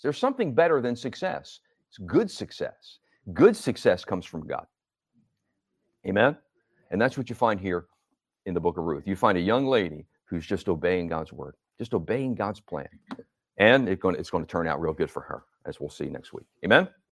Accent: Northeast, United States; also born or lived in Florida; now in New Jersey, United States; I come from the Northeast

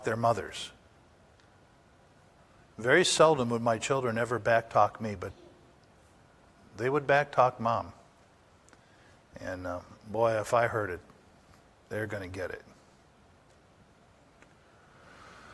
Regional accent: Upper Peninsula, Michigan, United States; I was raised in the Upper Peninsula

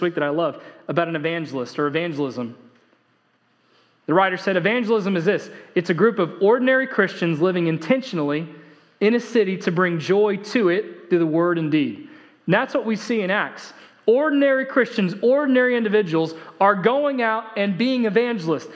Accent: United States; I am an American

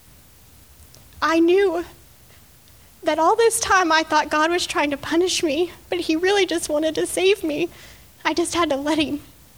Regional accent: Texas Panhandle, United States; I woke up in a hospital in Dallas, Texas, which was 6 hours away from my hometown

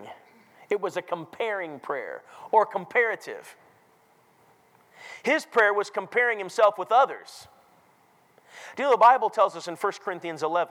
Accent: Minnesota, United States; I grew up in Minnesota

